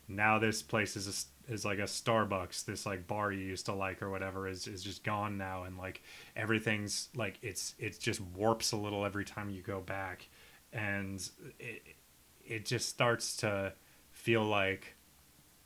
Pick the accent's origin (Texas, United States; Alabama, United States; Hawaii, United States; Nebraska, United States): Nebraska, United States; also born or lived in Minnesota; now in New York, United States; I'm from this small town where I'd say 90% of everybody has subsequently left